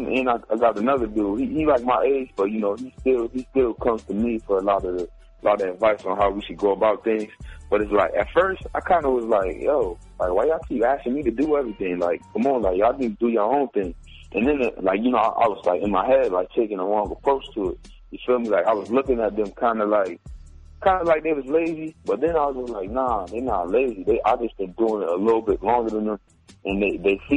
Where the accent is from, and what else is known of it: Connecticut, United States; born or raised there